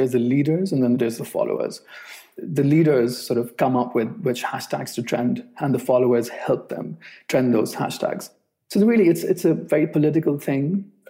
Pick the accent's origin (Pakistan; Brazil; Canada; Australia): Pakistan; I'm a Pakistani journalist and a filmmaker